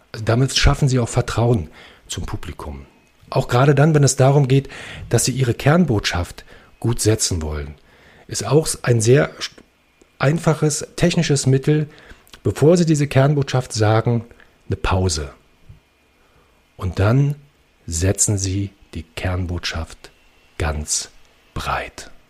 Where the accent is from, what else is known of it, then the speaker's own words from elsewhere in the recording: Berlin, Germany; now in Brandenburg, Germany; ich bin äh, in Brandenburg geboren, Berlin aufgewachsen, jetzt lebe ich wieder in Brandenburg.